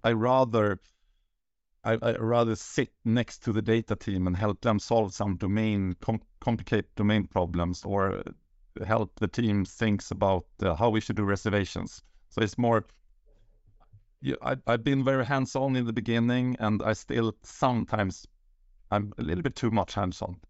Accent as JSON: {"language": "English", "town": "Uppsala", "region": "Uppsala County", "country": "Sweden", "tie": "born or raised there", "moved": "as an adult", "lives_now": "Sollentuna, Sweden", "said": "I'm born and raised in Uppsala, and now I live with the, my family in, uh, Sollentuna"}